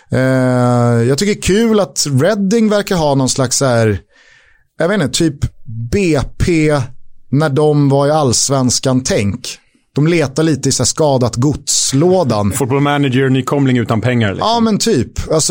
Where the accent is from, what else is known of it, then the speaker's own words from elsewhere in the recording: Täby, Stockholm County, Sweden; jag kommer från Täby.